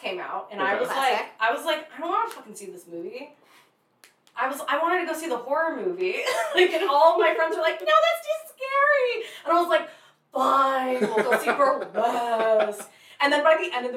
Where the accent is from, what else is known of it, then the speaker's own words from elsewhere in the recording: Big Bear Lake, California, United States; I grew up in Big Bear Lake, California